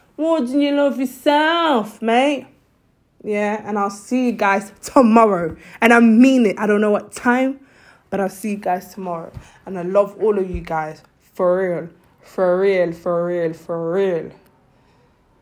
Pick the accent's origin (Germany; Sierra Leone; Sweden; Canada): Sierra Leone; I'm from Sierra Leone